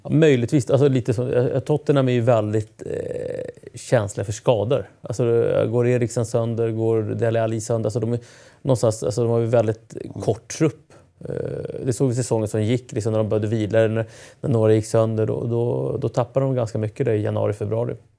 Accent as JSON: {"language": "Swedish", "country": "Chile", "said": "chilenska folket"}